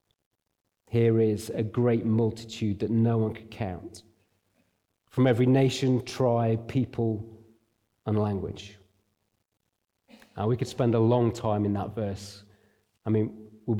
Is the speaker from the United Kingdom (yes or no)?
yes; Derbyshire, East Midlands, United Kingdom; now in Nottingham, United Kingdom; I grew up in Derbyshire. I live in Nottingham.